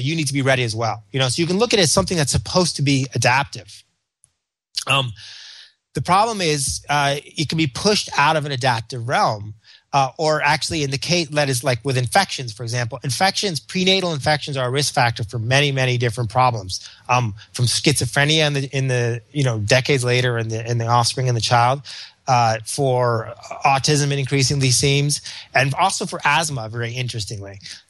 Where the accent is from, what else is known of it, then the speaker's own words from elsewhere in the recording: Memphis, Tennessee, United States; So growing up in Memphis, it may have been worms.